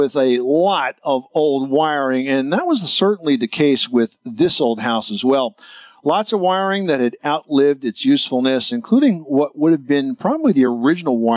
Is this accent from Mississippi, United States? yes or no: no; New Jersey, United States; my home state of New Jersey